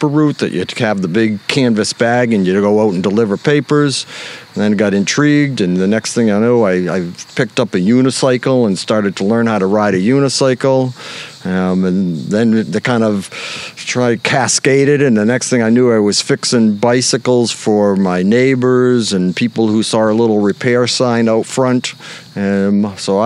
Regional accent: Hanson, Massachusetts, United States; moved away as an adult; also born or lived in Philadelphia, Pennsylvania / New Hampshire; raised on the south shore of Massachusetts in Hanson, Mass.

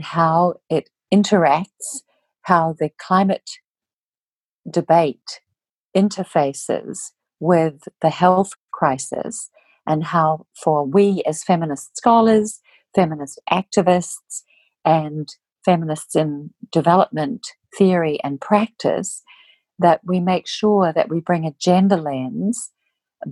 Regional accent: New Zealand; moved away; I'm originally from Aotearoa, New Zealand

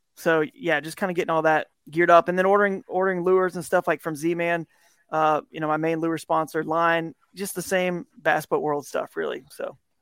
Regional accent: Southeast, United States; I grew up in the Southeast where you got a lot of these, these rivers in the Piedmont

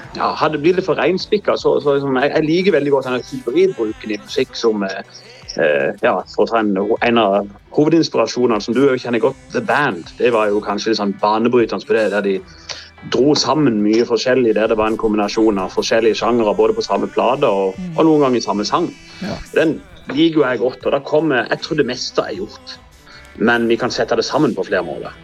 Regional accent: Norway; accent: local Norwegian dialect of this district; på min dialekt

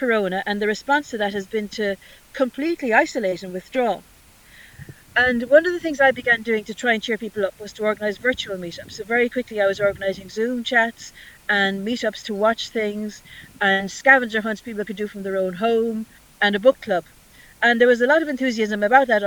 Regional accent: Ireland; also born or lived in Birmingham; being the Irish person

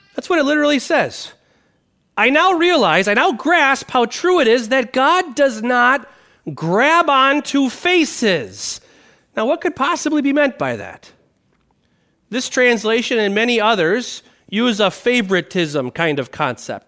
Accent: Wisconsin, United States; I grew up in Wisconsin

